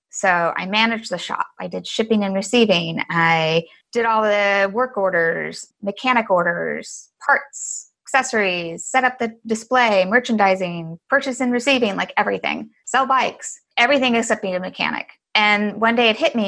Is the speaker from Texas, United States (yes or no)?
yes; Galveston, Texas, United States; now in San Francisco, United States; I grew up in Galveston, Texas